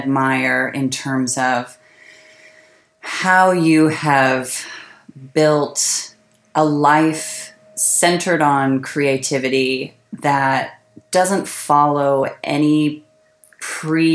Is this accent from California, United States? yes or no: yes; suburb outside San Francisco, California, United States; I grew up in a very... It was like a small to medium-sized suburb outside San Francisco.